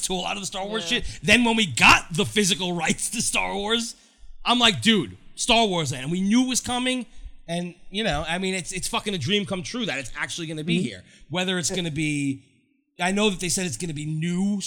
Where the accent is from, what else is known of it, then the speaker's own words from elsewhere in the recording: New York, United States; I'm from New York.